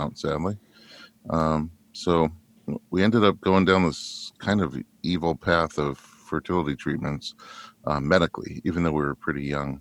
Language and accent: English; New York, United States; now in Los Angeles, United States; I grew up in New York